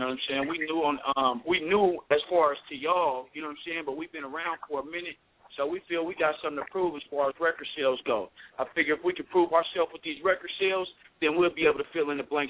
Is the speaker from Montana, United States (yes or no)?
no; Oakland, California, United States; we from all over California, bro. We just live in the 209 right now. I'm originally from East Oakland.